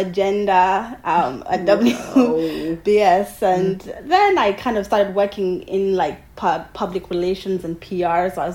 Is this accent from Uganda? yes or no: yes; Uganda; moved away as an adult; also born or lived in United Kingdom; now in Los Angeles, United States; I am a filmmaker from Uganda, where I was born and raised, but I'm currently in LA studying